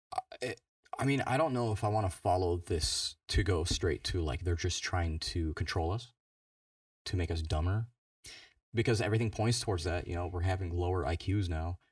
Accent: United States; I'm American

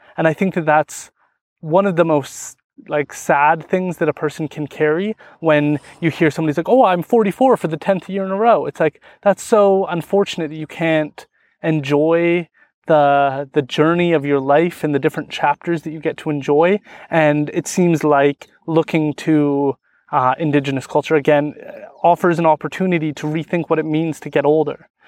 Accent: Stó:lō Nation, British Columbia, Canada; I'm from the Stolo Nation, so we, we're really into fishing salmon

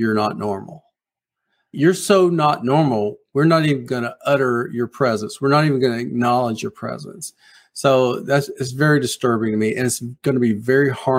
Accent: South Carolina, United States; it's set in my hometown. It's set on that plantation that I grew up next door

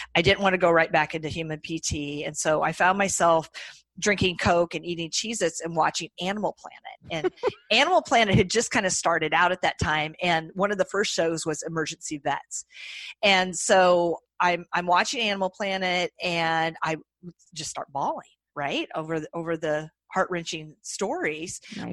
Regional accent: Iowa, United States; accent: nasally Midwestern twang; moved away as an adult; also born or lived in Colorado / Boston area; now in Boston, United States; I'm from Iowa originally. So if you detect my nasally Midwestern twang, that is that is why

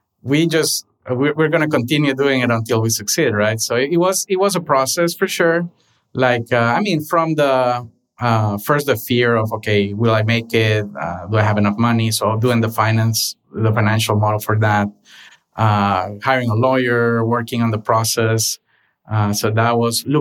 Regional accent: Honduras; moved away as an adult; now in Los Angeles, United States; I was born and raised in Honduras

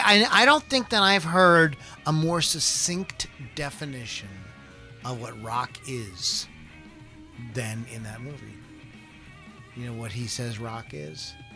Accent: southwestern Pennsylvania, United States; and I'm from southwestern Pennsylvania. So, you can't tell by my accent.

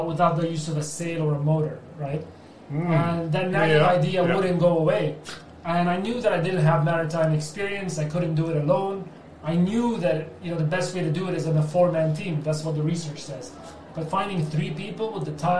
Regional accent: London, United Kingdom; I was born in Wimbledon

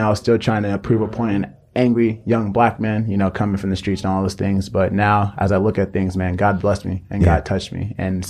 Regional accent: Florida, United States; But if you take it all the way back, I'm from Nigeria. I was actually born in the States.

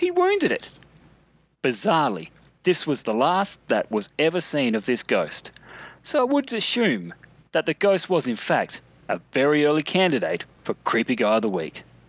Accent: Mount Gambier, South Australia, Australia; the little town in question is called Mount Gambier

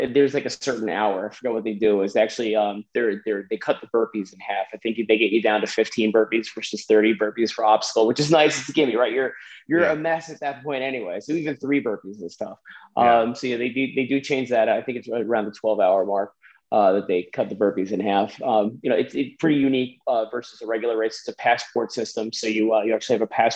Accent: New Jersey, United States; I'm from Jersey

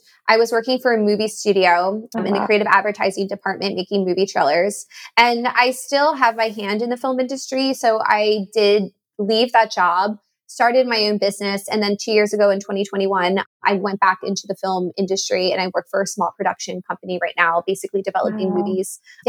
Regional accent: New Jersey, United States; also born or lived in Miami / Atlanta; I was born in Miami. I lived there for 4 years, grew up in New Jersey, lived in New Jersey, I guess that would be like 14 years.

